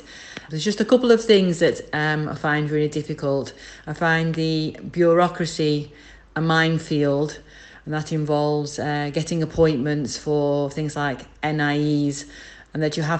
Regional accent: England, United Kingdom; now in Barcelona, Spain; I'm English. But I also got the nationality of Holland. I think living in Barcelona is fantastic.

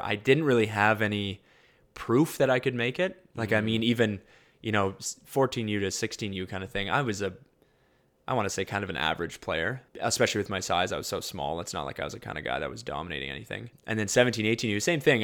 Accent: London, Ontario, Canada; also born or lived in Winnipeg, Manitoba; I was born in Winnipeg. Um, and then when I was about eight, um, just about nine, um, we moved to London, Ontario. Um, so I'd kind of say I grew up a little bit in both.

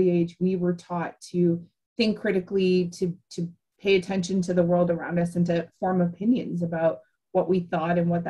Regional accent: Ottawa, Ontario, Canada; growing up in Ottawa or around Ottawa

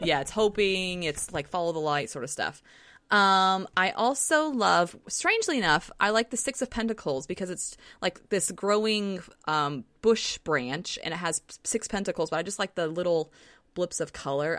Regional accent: Southern, United States; accent: Southern; my Southern accent just came out

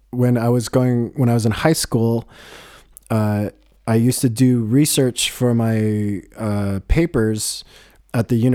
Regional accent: Boulder, Colorado, United States; grew up in Boulder

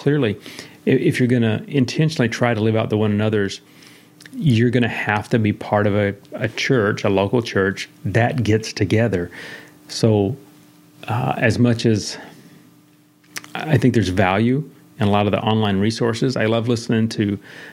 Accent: the South, United States; I'm a Baptist from the South

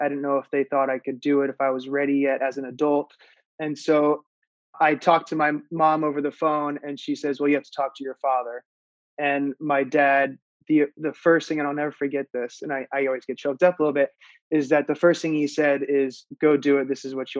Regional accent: Iowa, United States; I grew up in the Midwest. I grew up in Iowa

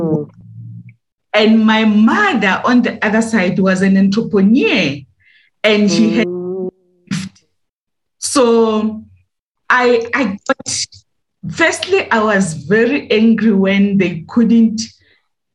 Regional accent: Winterfeld, South Africa; moved away as an adult; also born or lived in East London; I was born in Winterfeld, in agricultural area, where my father has decided to buy a farm and put his family there. I grew up there, I went to school there

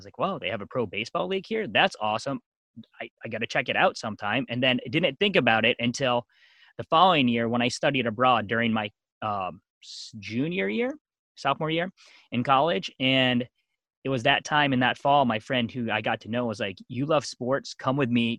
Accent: Eastern Pennsylvania, United States; also born or lived in South Korea; I grew up most of my life in Eastern Pennsylvania.

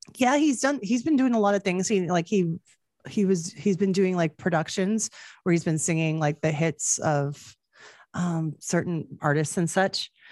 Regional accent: Canada; as a Canadian

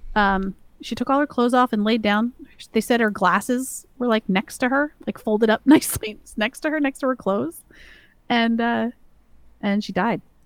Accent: the South, United States; I grew up in the South

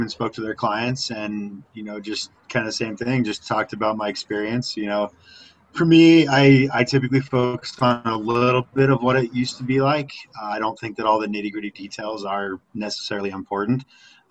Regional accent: Littleton, Colorado, United States; also born or lived in Lakewood, Colorado; I'm Colorado native, born and raised in the Littleton, Lakewood, kind of metro area

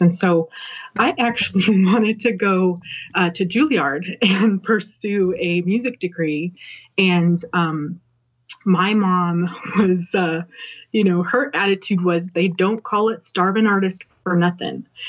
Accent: Colorado, United States; I grew up in Colorado, but I spent all of the summers of my youth in Louisiana

